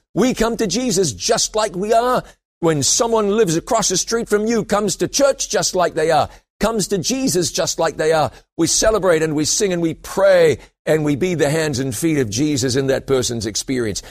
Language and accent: English; New Zealand; moved away; also born or lived in London, United Kingdom; I went back to my home country of New Zealand